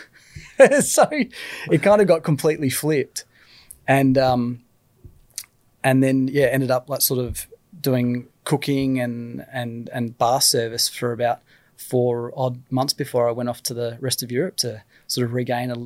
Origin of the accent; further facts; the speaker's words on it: Australia; I'm Australian